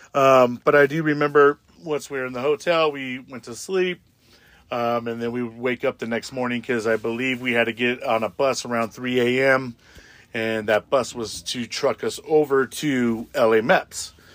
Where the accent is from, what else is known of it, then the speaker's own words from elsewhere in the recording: Tatchby, California, United States; also born or lived in Palmdale, California; when I grew up in Tatchby